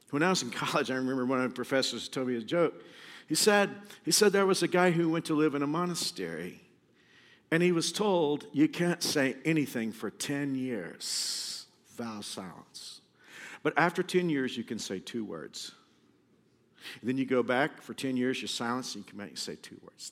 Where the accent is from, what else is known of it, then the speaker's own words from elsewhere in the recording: Kansas, United States; we're all from Kansas